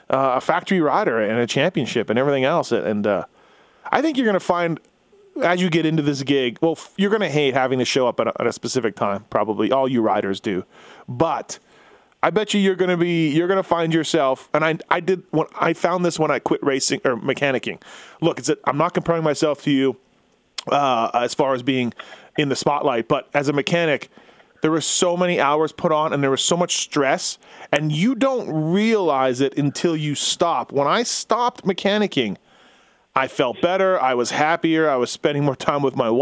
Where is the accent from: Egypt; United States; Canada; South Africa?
Canada; Winnipeg, Manitoba; I'm a guy from Winnipeg, Canada.